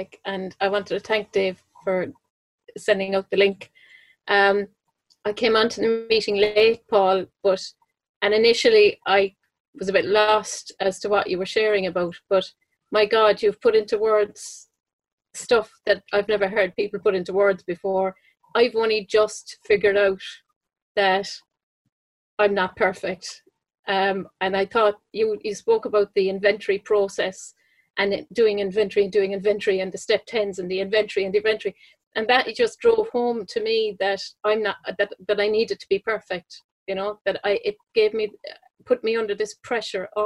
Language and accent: English; Ireland; I'm Irish, obviously. I live in Ireland